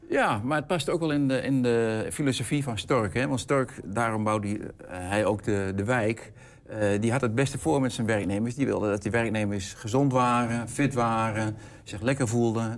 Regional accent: Hengelo, Overijssel, Netherlands; ik kom uit Hengelo

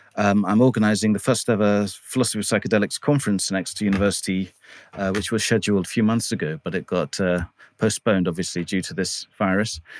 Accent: England, United Kingdom; I was brought up here in England mostly

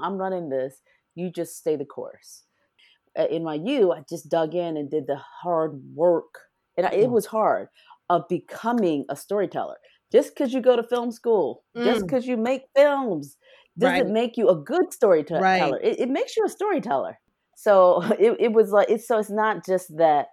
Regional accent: Detroit, Michigan, United States; I'm from Detroit, Michigan, and there was not a lot that I could do socially. I grew up in a very, you know, tightly knit family structure

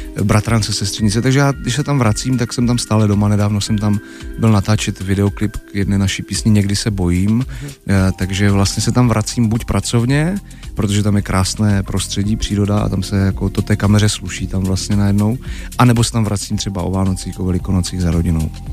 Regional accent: Czechia; u nás v Čechách

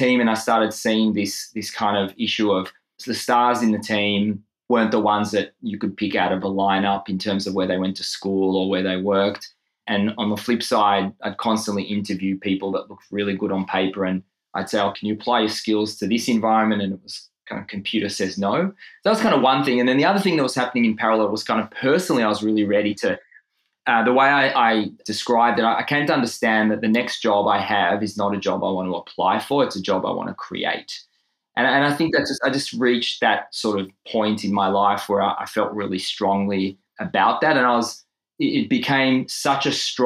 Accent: Israel; moved away as an adult; now in Melbourne, Australia; in Israel, where I grew up

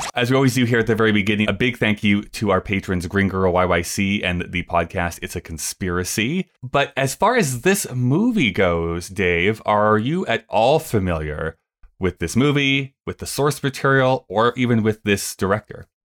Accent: Canada; as a Canadian

